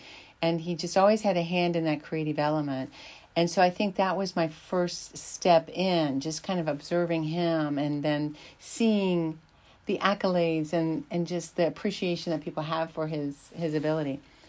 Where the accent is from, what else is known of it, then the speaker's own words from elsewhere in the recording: Berkeley Springs, West Virginia, United States; I'm from Berkeley Springs, West Virginia